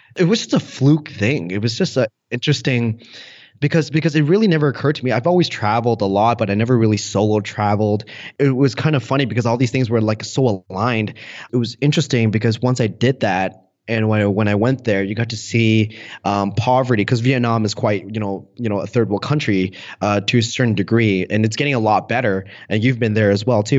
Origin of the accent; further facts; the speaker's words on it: Canada; I was born and raised in Canada